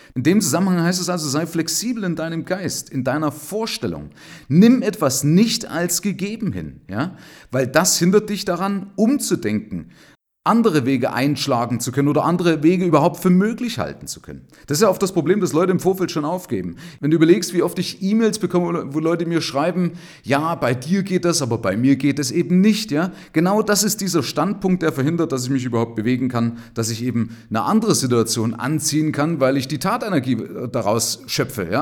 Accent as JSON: {"language": "German", "country": "Germany", "said": "bei uns in Deutschland"}